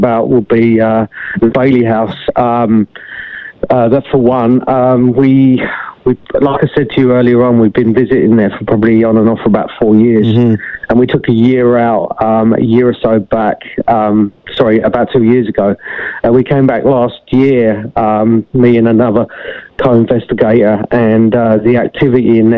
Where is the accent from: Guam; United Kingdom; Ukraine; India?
United Kingdom; England; moved away; I had a lot of incidences when I was younger in regards to the paranormal where I grew up in England.